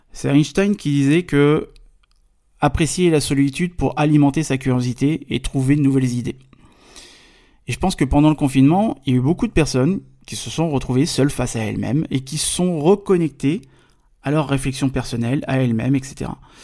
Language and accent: French; Paris, Île-de-France, France; je suis français, je viens de Paris.